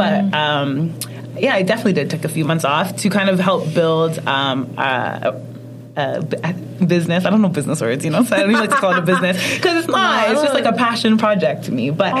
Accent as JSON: {"language": "English", "country": "Ghana", "said": "I know about kente stoles, like being Ghanaian."}